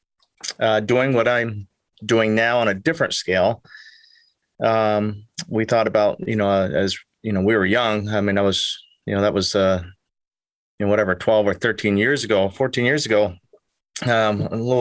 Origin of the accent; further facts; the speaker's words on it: Richmond, Vermont, United States; I'm from Richmond, Vermont. Been living here for 50 years. Born and raised